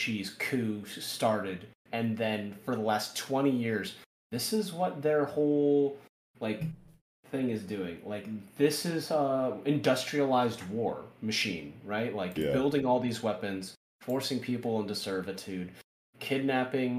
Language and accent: English; United States; I'm American